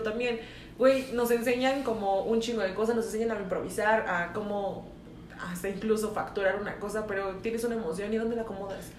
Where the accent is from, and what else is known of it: Mexico